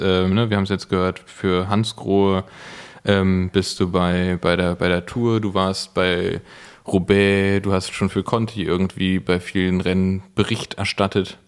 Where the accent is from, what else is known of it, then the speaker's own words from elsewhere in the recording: Berlin, Germany; bin ich Berliner Original. Ähm, ich bin, nee, ich bin tatsächlich von hier, bin immer hier gewesen.